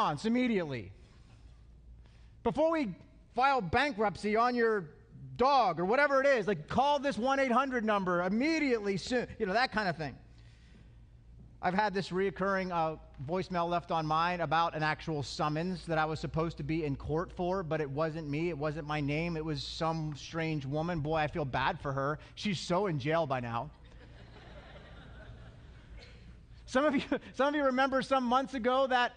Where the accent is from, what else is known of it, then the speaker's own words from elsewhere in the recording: Altoona, Pennsylvania, United States; I'm from Altoona